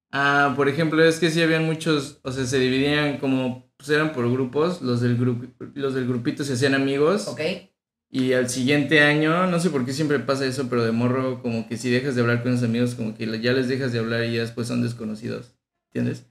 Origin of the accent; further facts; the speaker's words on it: State of Mexico, Mexico; also born or lived in Tabasco / Tampico; Yo nací en Tabasco y Hermosa, pero mis mis papás y mis dos familias son de Tampico. Okay. Entonces toda mi familia es de Tampico. Y a los tres años me fui al Estado de México y ahí he estado toda mi vida.